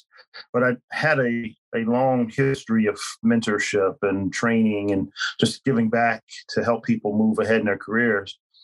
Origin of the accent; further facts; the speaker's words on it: Philadelphia, Pennsylvania, United States; moved away; I hail from Philadelphia